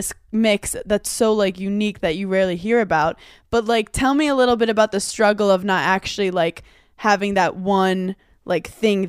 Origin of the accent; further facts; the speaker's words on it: New York City, New York, United States; I'm originally from Brooklyn.